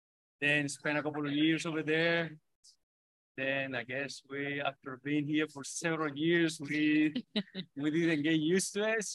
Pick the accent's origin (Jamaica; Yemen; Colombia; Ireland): Colombia; moved away as an adult; now in North Carolina, United States; I'm from Colombia.